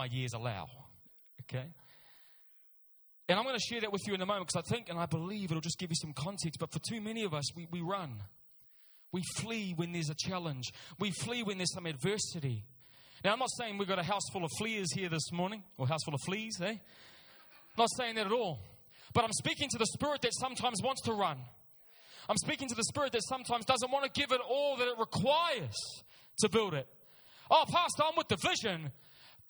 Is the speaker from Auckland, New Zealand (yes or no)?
yes; Auckland, New Zealand; I'm born and raised in Auckland. South Auckland is my home.